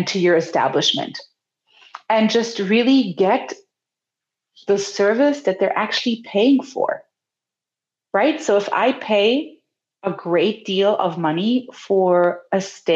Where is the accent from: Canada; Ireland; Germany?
Germany; now in California, United States; I'm from Germany